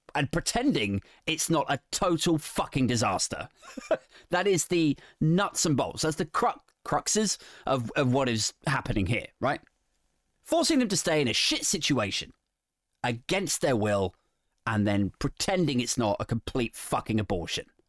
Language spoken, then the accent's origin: English; England, United Kingdom; I'm English